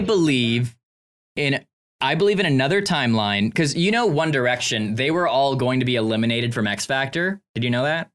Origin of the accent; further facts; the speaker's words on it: Canada; I'm from Canada